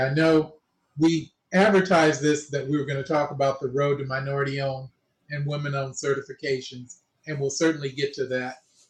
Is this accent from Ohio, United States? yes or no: no; Los Angeles, California, United States; I was born and raised here.